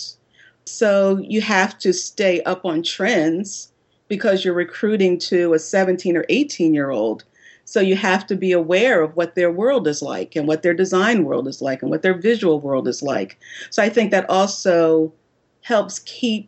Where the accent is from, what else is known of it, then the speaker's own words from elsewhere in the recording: Philadelphia, Pennsylvania, United States; also born or lived in New York City, United States; now in North Carolina, United States; I grew up in Philadelphia, Pennsylvania